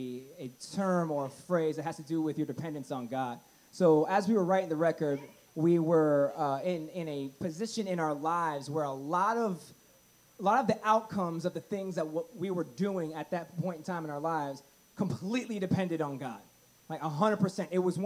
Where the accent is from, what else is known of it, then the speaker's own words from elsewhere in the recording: Tampa, Florida, United States; also born or lived in Clearwater, Florida; now in Pittsburgh, United States; I'm originally from Tampa, Florida, so I grew up on the beach.